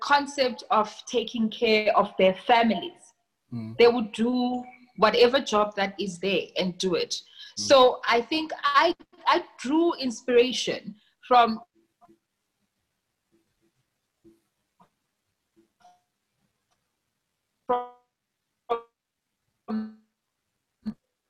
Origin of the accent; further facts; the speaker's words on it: Eastern Cape, South Africa; now in Johannesburg, South Africa; I come from the Eastern Cape, right? And since I've been in Joburg, I've been here since 2006.